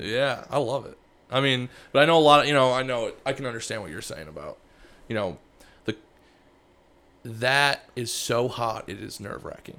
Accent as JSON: {"language": "English", "region": "Michigan", "country": "United States", "moved": "yes", "said": "I'm from Michigan"}